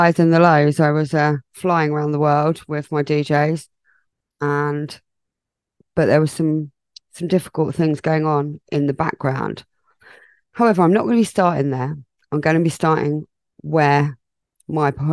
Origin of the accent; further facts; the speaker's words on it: England, United Kingdom; I am English